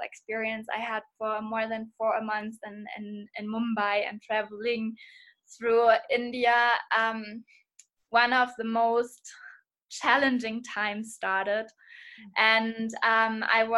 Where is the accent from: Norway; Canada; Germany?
Germany; Hamburg; I'm from Hamburg, from Germany